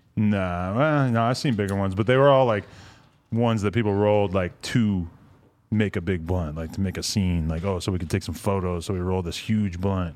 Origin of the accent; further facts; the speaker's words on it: New Hampshire, United States; I grew up, up in New Hampshire